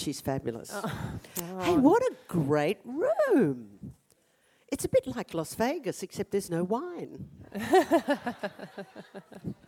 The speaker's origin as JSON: {"language": "English", "town": "Brisbane", "region": "Queensland", "country": "Australia", "tie": "born or raised there", "said": "Sandgate, where I grew up. It was the quintessential Aussie childhood."}